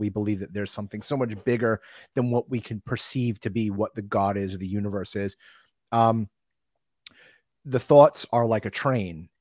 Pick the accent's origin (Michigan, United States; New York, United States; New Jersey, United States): New York, United States; North Shore of Long Island; I grew up on the North Shore of Long Island